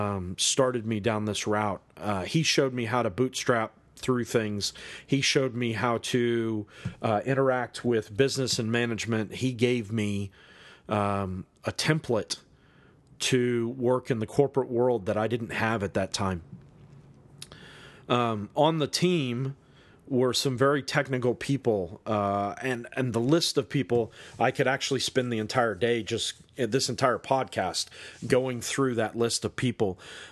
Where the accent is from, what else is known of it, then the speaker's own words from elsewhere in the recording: United States; moved away as an adult; now in New Zealand; I'm not natively from New Zealand. I'm originally from the United States.